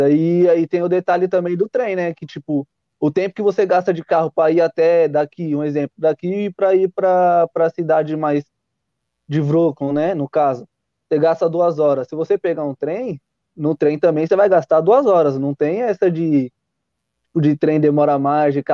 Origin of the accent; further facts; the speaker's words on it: São Paulo, Brazil; eu que sou de São Paulo também